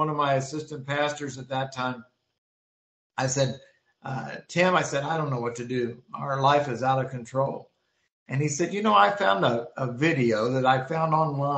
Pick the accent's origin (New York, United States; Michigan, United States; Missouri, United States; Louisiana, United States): Missouri, United States; moved away as an adult; also born or lived in Florida; now in Manitoba, Canada; we moved from Missouri, where I'm originally from, to Florida